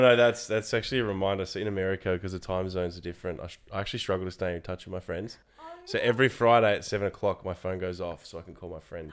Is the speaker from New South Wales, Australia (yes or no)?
no; Frankston, Victoria, Australia; moved away as an adult; now in Orlando, United States; I grew up in Frankston, so I'm a local.